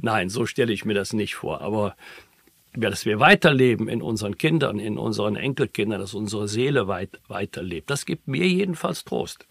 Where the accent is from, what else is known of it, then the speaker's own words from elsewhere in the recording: Bergisch Gladbach, North Rhine-Westphalia, Germany; in meiner Heimatstadt Bergisch Gladbach